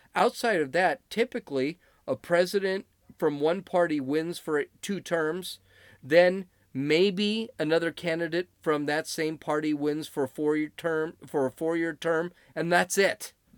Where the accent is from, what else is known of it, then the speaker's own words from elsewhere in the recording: California, United States; I'm from California